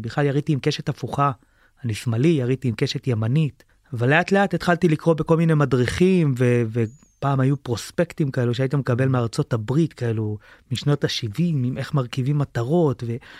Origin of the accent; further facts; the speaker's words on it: Sdot Yam, Haifa District, Israel; היה לנו בזמנו בקיבוץ, בשדות ים